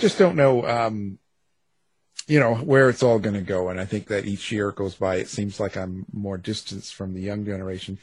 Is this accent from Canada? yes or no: yes; Canada; I'm Canadian.